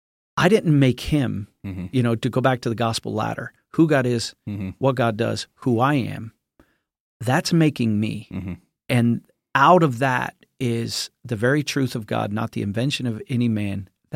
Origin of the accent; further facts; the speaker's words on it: Buckley, United States; I'm the son of James P or James and Jeanette …. They're missionaries and pastors. I am from Buckley.